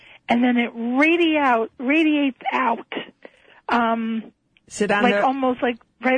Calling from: Essex County, New Jersey, United States; I'm calling from New Jersey.

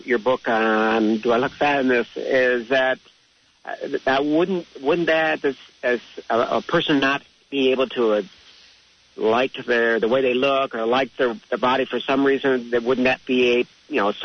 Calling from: Seattle, Washington, United States; I'm calling from Seattle

